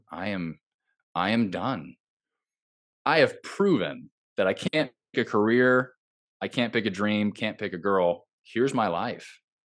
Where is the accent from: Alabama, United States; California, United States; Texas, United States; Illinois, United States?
California, United States; Southern; moved away as an adult; now in Nashville, United States; I grew up in Southern California, I live in Nashville now